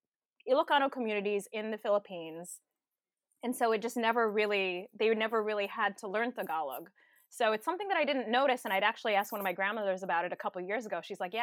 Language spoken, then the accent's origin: English; Hacienda Heights, California, United States; I was born and raised here in Southern California in Los Angeles County, a little bit east of LA, the city. I was spent most of my childhood in Hacienda Heights.